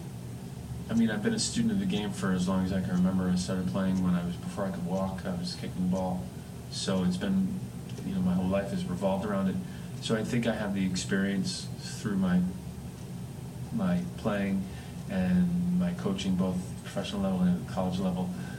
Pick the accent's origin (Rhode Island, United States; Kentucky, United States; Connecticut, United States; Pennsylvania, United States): Connecticut, United States; I grew up in Connecticut